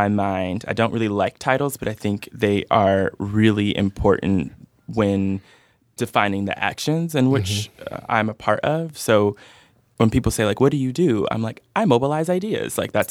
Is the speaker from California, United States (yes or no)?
yes; Oakland, California, United States; I'm originally from the Bay Area. Yeah. Okay. I was born in Oakland. I'm a real, real Bay Area kid. I've lived all over the Bay